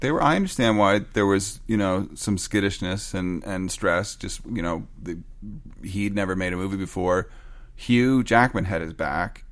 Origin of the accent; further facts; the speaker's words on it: Canada; I'm Canadian